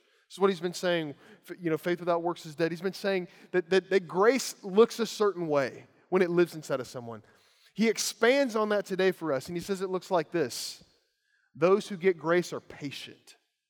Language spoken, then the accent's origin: English; Lawrenceburg, Kentucky, United States; The house I grew up in Lawrenceburg, Kentucky, on one side of it, there was a tobacco farm.